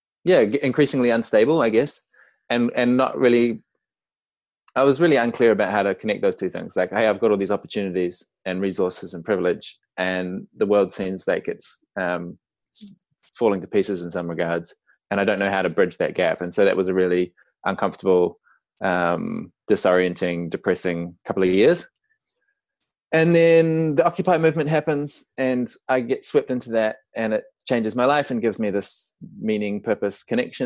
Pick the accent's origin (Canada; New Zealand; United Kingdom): New Zealand; as your listeners may have picked up already from my accent, I'm from New Zealand, Aotearoa